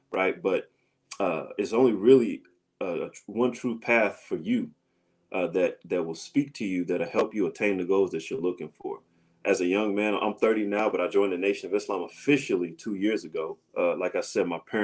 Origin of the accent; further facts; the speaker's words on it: St. Louis, Missouri, United States; moved away; I'm from St. Louis, Missouri originally